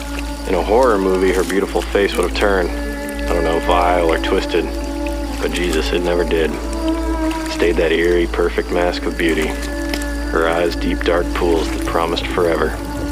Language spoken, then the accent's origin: English; Texas, United States; We're originally from Texas, ironically enough. I only ended up here after spending a little bit of time in the Marines, getting stationed in North Carolina, and liking it enough to stay.